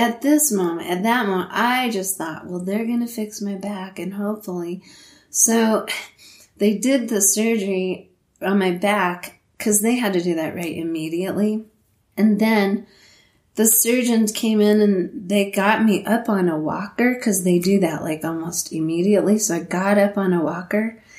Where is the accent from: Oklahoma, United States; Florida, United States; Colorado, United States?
Colorado, United States; Leadville; when you are born and raised in Leadville and it's like your hometown thing, it's more special. So for me, having that in my mind the whole entire time